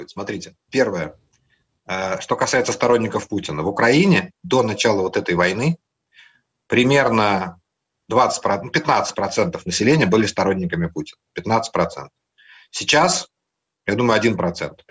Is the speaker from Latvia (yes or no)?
yes; Latvia; Я говорил, что я из Латвии.